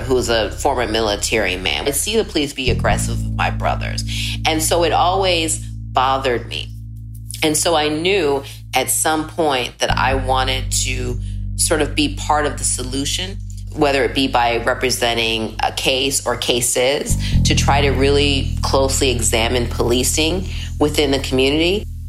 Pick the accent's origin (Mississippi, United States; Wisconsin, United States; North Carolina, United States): Wisconsin, United States; Milwaukee; my hometown of Milwaukee, Wisconsin